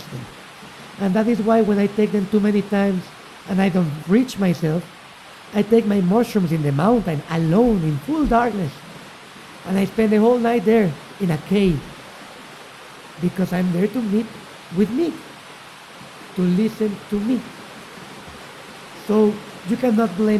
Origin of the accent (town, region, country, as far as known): Mexico City, Mexico; born or raised there; also born or lived in Chiapas